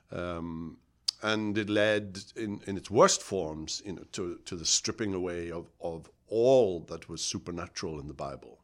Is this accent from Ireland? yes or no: no; United Kingdom; moved away; I grew up in Britain